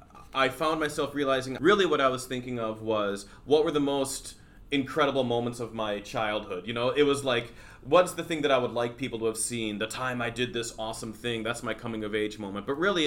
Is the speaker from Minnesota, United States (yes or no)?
yes; Houston, Minnesota, United States; And then finally, like, you know, I found that home and I was growing up in Houston, Minnesota.